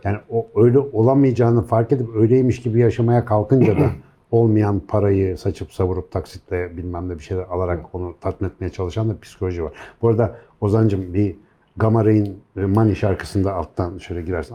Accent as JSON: {"language": "Turkish", "country": "Turkey", "tie": "born or raised there", "said": "ben bu topraklarda yetiştim"}